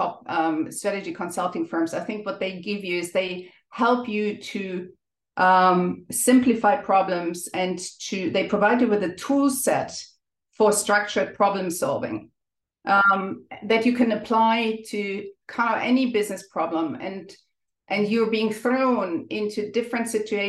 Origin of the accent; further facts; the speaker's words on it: Germany; accent: German; English is a second language; moved away as an adult; also born or lived in Ireland; now in Dublin, Ireland; you may have noticed from my accent, I'm German. but I have lived and worked in many countries over the last 20 or so years.